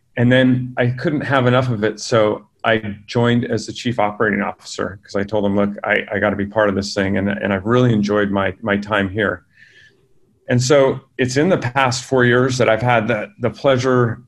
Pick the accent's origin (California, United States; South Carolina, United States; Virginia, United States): California, United States; also born or lived in San Diego; I grew up in California with working parents